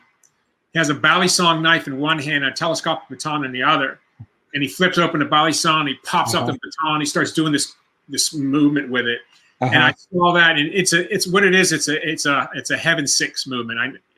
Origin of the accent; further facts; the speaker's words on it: Pittsburgh, Pennsylvania, United States; I did. Yeah, that's my hometown. And it's like, you know, it's a great football town, like, you know, like Green Bay, Cleveland.